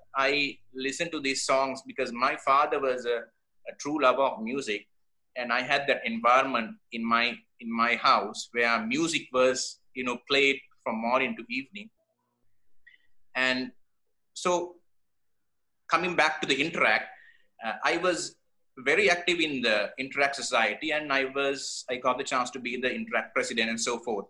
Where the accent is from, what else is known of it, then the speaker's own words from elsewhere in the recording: Kandy, Central Province, Sri Lanka; I grew up in Kandy.